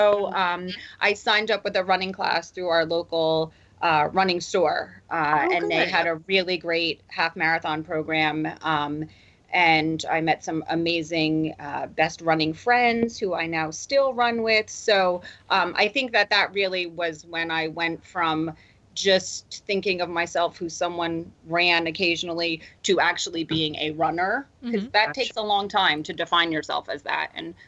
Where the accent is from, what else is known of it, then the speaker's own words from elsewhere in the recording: New Jersey, United States; I was born and raised in New Jersey, and I'm a true Jersey girl.